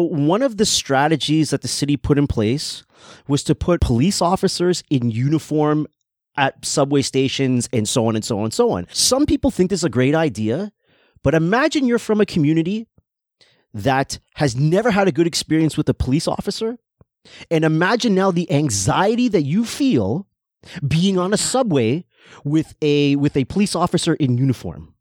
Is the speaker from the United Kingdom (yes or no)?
no; Canada; I'm born in Canada. I have Trinidadian influence all over the place because I grew up with two people that are from Trinidad.